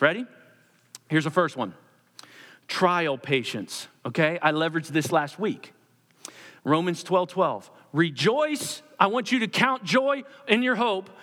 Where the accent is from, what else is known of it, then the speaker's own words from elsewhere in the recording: Perkasie, Pennsylvania, United States; I grew up in Percasee on Ninth Street and, uh, lived in a row home